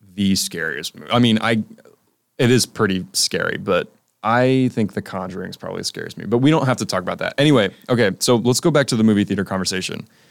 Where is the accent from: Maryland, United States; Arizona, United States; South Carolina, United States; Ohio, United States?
South Carolina, United States; I'm a film studies student from South Carolina